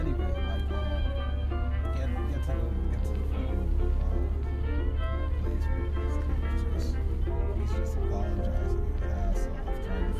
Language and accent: English; Guyana; moved away; growing up, like, I grew up in South America.